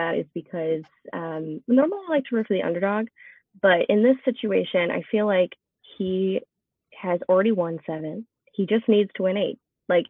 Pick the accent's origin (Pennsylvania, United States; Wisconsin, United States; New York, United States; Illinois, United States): Illinois, United States; Chicago; I'm from Chicago.